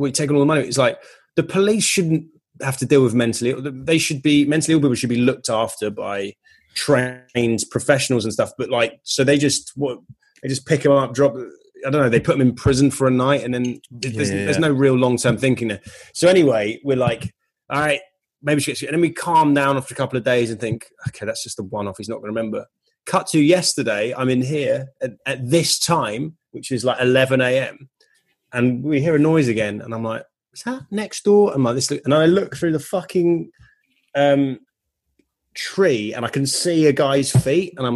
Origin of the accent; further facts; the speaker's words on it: United Kingdom; moved away as an adult; now in California, United States; I'm British